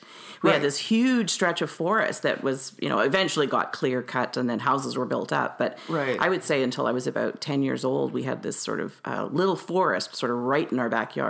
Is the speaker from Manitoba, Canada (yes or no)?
yes; Winnipeg, Manitoba, Canada; I really enjoyed growing up in Fort Richmond. Yeah. It was a really nice, safe, you know, neighborhood and community.